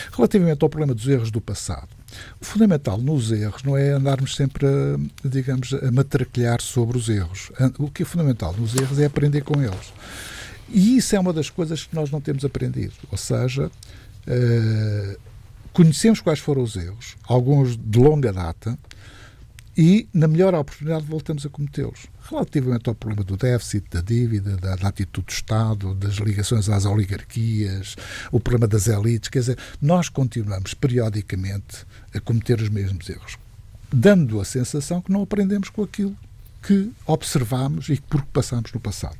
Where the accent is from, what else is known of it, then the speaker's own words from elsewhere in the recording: near Lisbon, Portugal; Nasci, nasci aqui bem perto de Lisboa